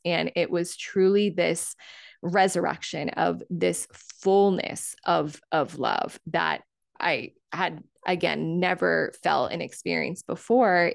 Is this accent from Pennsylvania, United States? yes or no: no; Cape Cod, Massachusetts, United States; moved away as an adult; also born or lived in California; I moved back to my hometown of Cape Cod